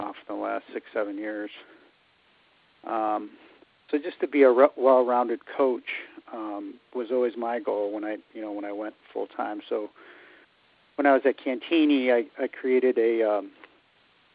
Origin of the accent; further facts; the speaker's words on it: Highland Park, Illinois, United States; moved away as an adult; also born or lived in Fairfield, Connecticut / East Coast; I grew up in Highland Park up in the North Shore.